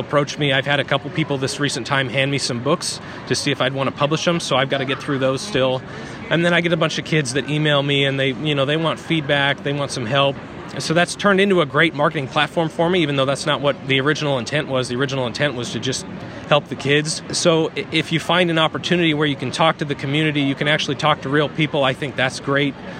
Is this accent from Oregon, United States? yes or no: yes; Eastern Oregon, United States; local schools where I grew up in Eastern Oregon